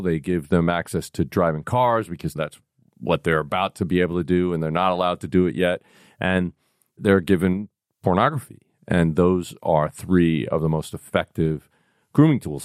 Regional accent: New York City, New York, United States; I am from the Bronx

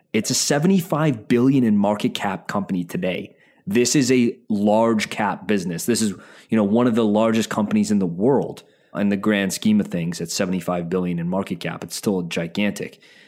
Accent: Calgary, Alberta, Canada; I'm from Calgary. Half my family lives in Edmonton.

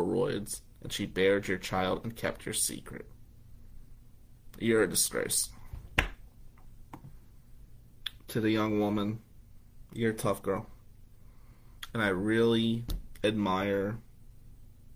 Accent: Atlantic City, New Jersey, United States; I grew up in Ducktown. Ducktown in Atlantic City

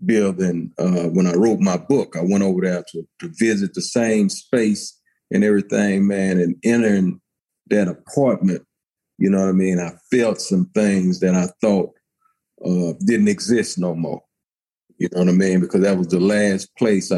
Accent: Houston, Texas, United States; I'm from Houston, Texas, Fifth Ward

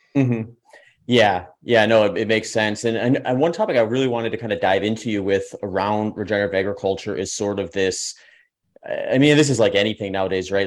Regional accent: Midwest, United States; I grew up in the Midwest and actually worked on a couple farms

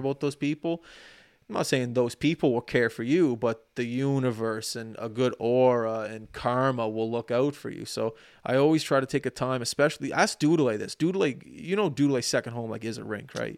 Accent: Canada

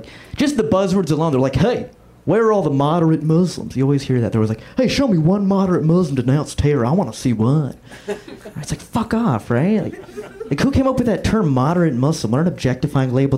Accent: Florida, United States; moved away as an adult; I'm from Florida. That's where I grew up

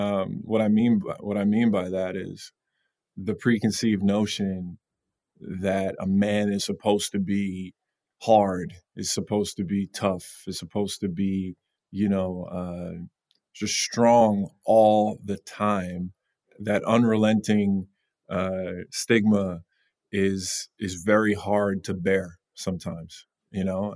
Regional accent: Long Island, New York, United States; grew up in Long Island.

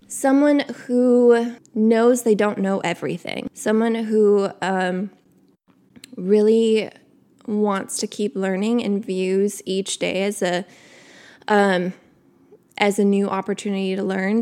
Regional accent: Wisconsin, United States; I grew up in Wisconsin.

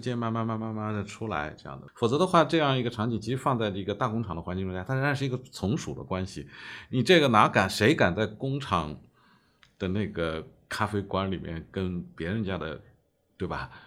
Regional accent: Suzhou, Jiangsu, China; 我家乡苏州，在我小的时候的话，多少人口？七十万市里面

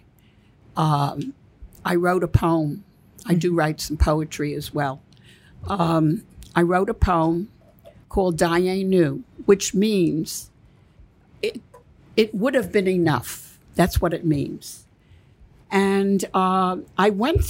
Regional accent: Belgium; moved away; I was born in Belgium, and I had family still there

